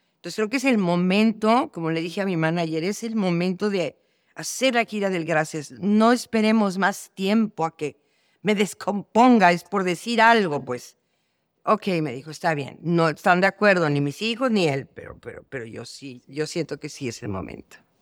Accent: Mexico; yo que soy de México

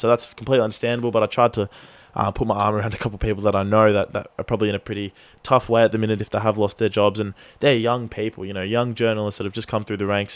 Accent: Australia; as an Australian football fan

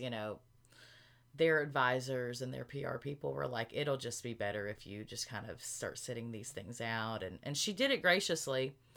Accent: Arkansas, United States; moved away; we're both from Arkansas

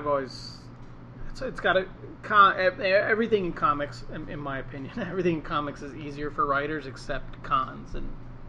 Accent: United States; And I grew up in America.

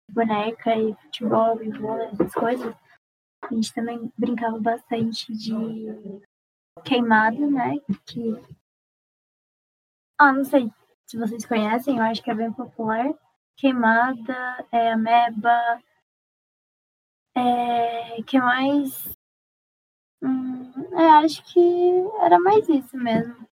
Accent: Uberlândia, Minas Gerais, Brazil; eu sou de Berlândia, em Minas

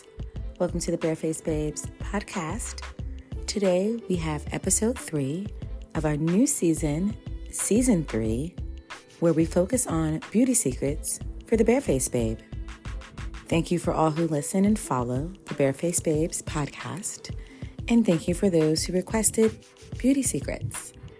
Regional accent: Brooklyn, New York, United States; Like, I'm from Brooklyn, this is who I am.

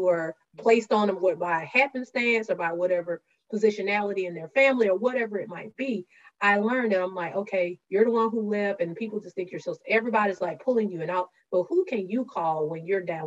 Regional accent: Gay, Georgia, United States; I'm from gay Georgia, population 110 according to the 2020 census, and half of those are my cousins.

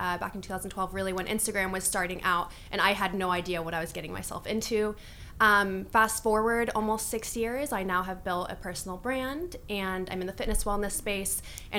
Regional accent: California, United States; I grew up in the US, in Northern California, a small town.

